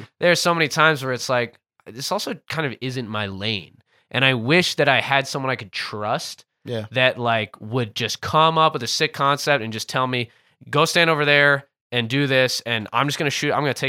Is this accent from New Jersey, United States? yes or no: yes; New Jersey, United States; also born or lived in Gettysburg, Pennsylvania; I'm from New Jersey.